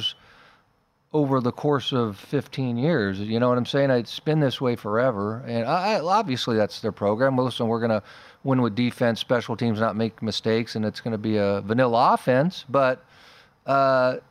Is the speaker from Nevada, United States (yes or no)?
yes; Las Vegas, Nevada, United States; also born or lived in Idaho; I was born and raised in Vegas